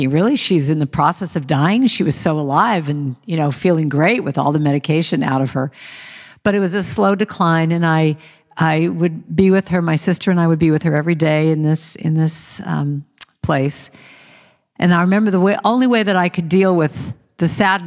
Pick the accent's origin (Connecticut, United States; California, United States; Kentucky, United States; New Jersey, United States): California, United States; Los Angeles; We grew up in Hollywood, California